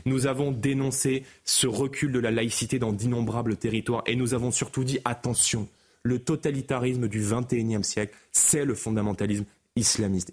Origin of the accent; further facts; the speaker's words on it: Seine-Saint-Denis, Île-de-France, France; j'ai grandi en Seine-Saint-Denis